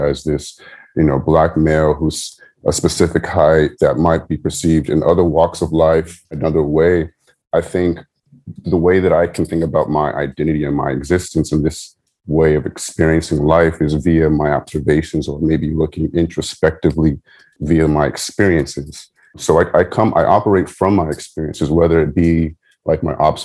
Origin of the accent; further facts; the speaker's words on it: San Diego, California, United States; I grew up in San Diego, California